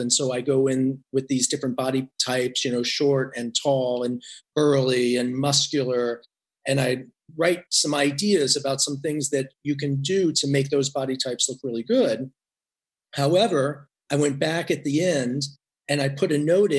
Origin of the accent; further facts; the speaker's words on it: Indiana, United States; I grew up in Indiana